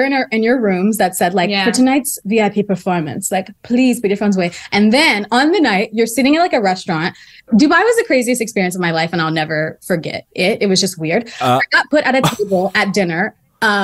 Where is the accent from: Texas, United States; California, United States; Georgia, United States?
Texas, United States; Houston; I'm from Houston.